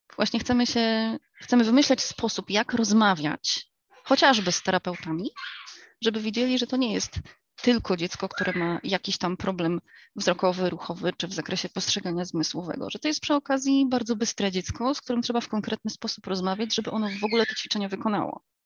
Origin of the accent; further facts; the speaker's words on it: United States; moved away; also born or lived in England; Ja dorastałam w Stanach